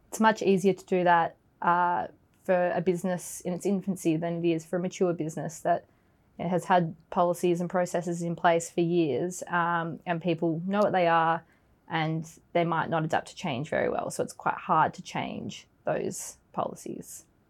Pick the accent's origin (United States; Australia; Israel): Australia; moved away as an adult; now in London, United Kingdom; I'm originally from Australia, so I've been in the UK for about two years now